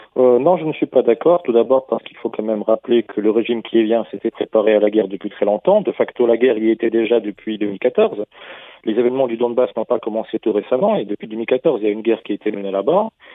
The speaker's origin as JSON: {"language": "French", "country": "Russia", "said": "chez nous en Russie"}